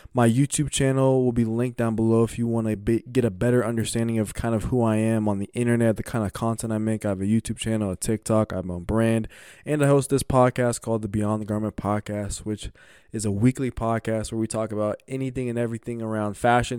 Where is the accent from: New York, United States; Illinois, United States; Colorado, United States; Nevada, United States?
Colorado, United States; growing up in Colorado